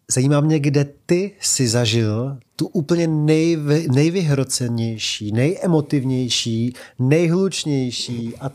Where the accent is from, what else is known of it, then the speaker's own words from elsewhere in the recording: Czechia; stačilo říct, že jsem Čech a všichni Nedvěd, Poborský, Koler 202 cm a pustili mě do nějakého toho Ekvádoru